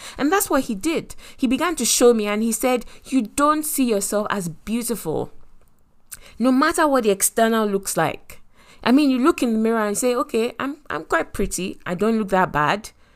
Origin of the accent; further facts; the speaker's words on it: Lagos, Nigeria; I grew up in Lagos